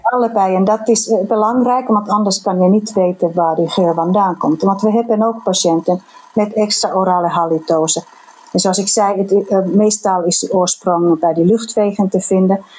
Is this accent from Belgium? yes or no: no; Finland; accent: Finnish; Dutch is a second language; moved away; mijn accent, mijn Finse accent.